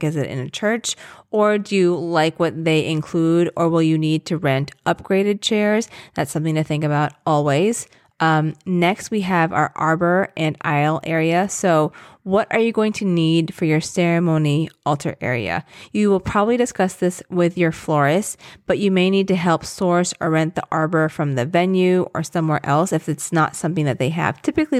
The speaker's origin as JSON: {"language": "English", "country": "Philippines", "said": "and I'm Filipino, obviously, and I'm obsessed with the ube macarons."}